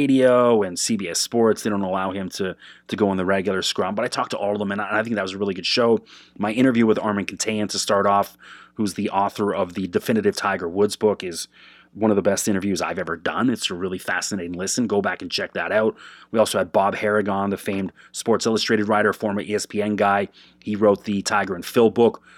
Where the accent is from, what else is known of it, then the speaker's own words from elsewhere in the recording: Canada; I'm Canadian